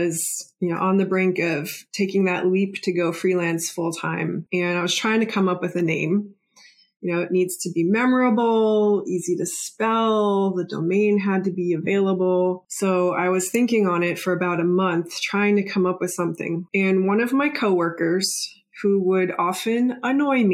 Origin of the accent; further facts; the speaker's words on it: Cleveland, Ohio, United States; When I was growing up in Cleveland, Ohio, I lived with my